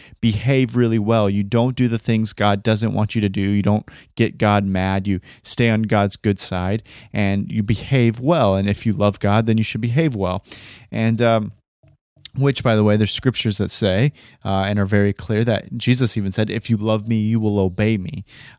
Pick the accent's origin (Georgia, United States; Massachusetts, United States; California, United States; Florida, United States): California, United States; I come from Northern California, Bay Area-ish, near the Bay Area, the Northern Valley, and near a town called Stockton